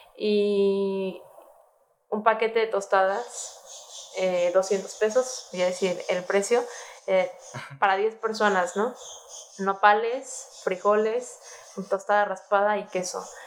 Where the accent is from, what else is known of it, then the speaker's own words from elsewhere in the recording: Mexico; siendo mexicanos, la responsabilidad que tenemos como cocineros mexicanos